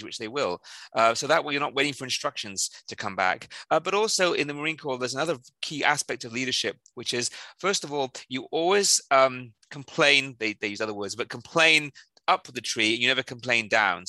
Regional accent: South Wales, United Kingdom; moved away; I'm originally from South Wales, in the where Tom Jones and Catherine Zeta-Jones came from

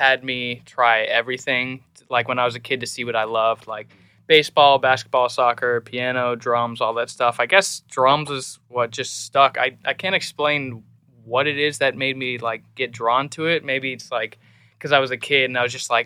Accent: Seattle, Washington, United States; moved away as an adult; now in Nashville, United States; I was born and raised in Seattle, Washington

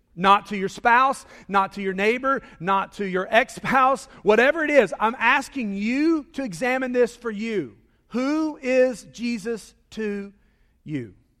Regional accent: Charlotte, North Carolina, United States; I grew up in Charlotte

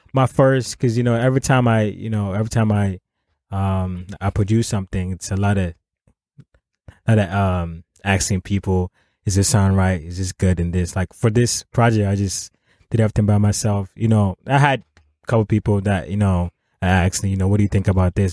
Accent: Ghana; first language Akan; English is a second language; moved away; back home we speak English is our as a, um, our official language

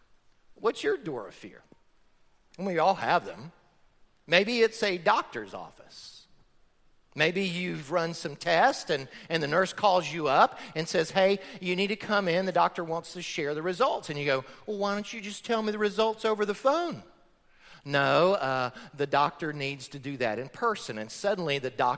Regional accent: Florida, United States; I grew up in Florida on a farm

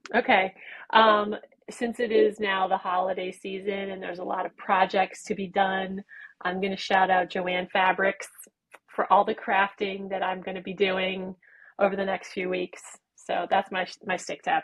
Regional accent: United States; We're we're American

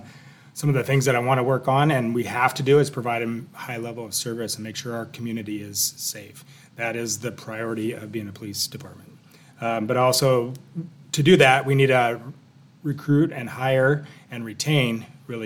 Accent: Oregon City, Oregon, United States; I grew up here in Oregon City. I went to school here, graduated from Oregon City High School

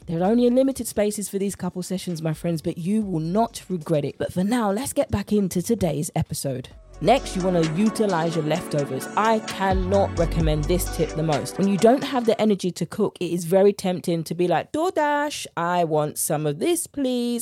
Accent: United Kingdom; accent: British; my British accent

